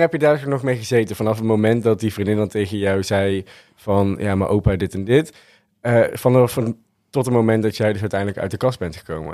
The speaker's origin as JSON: {"language": "Dutch", "region": "North Brabant", "country": "Netherlands", "said": "we komen uit Brabant."}